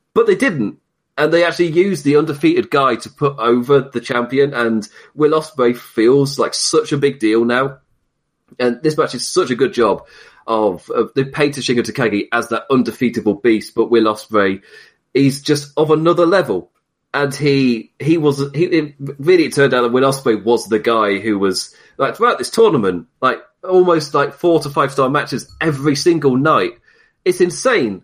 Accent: United Kingdom; being British

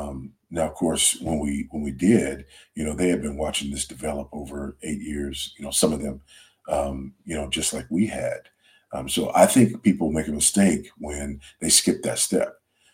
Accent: United States; No, I am absolutely not an African. I am an American through and through.

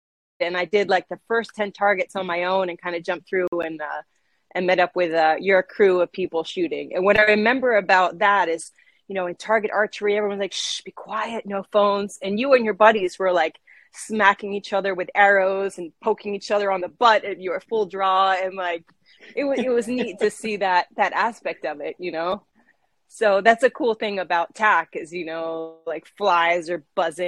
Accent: St. Martin; also born or lived in Boston, United States; I was born in Boston, and I've grown up on the island of St. Martin. So it's a small island in the Caribbean.

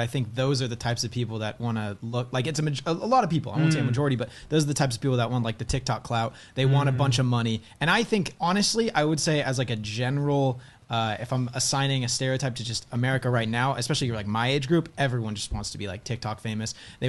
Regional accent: Southern California, United States; I grew up in Southern California.

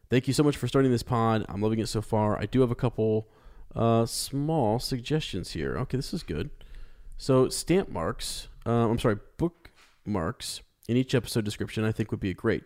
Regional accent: Ohio, United States; we're from the Shire of America in, in, in Ohio

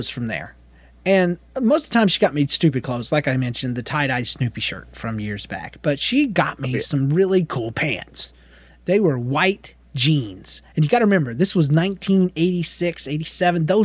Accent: Georgia, United States; accent: Georgia redneck; my little southern accent, my little Georgia redneck accent

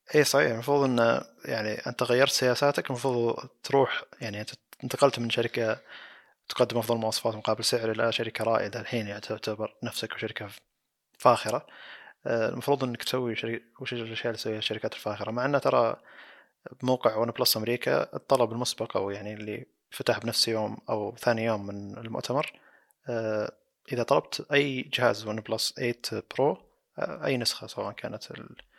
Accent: Saudi Arabia; عندنا بالسعودية

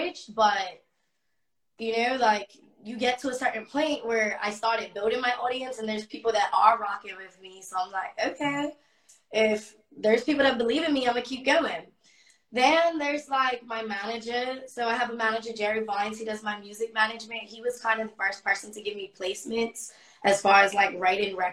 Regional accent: Bermuda; moved away as an adult; also born or lived in United States; I'm from Bermuda

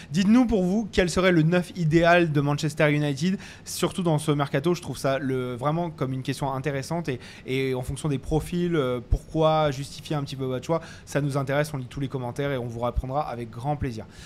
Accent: France; on est français

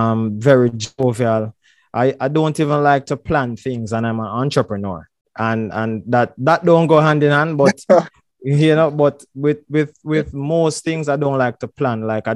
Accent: May Pen, Clarendon, Jamaica; I'm from Maypin, Clarendon. But when I was born in a house, and in my parents' house

